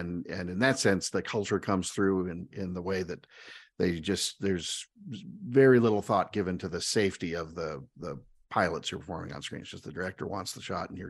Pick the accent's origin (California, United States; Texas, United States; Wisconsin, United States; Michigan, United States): California, United States; born there; And then to just keep twisting things around, you know, I was born in California.